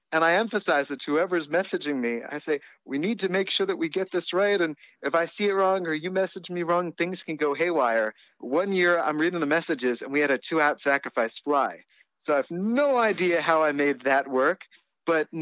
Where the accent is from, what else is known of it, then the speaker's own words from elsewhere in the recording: Maryland, United States; also born or lived in Ithaca; now in Lansing, United States; growing up in Maryland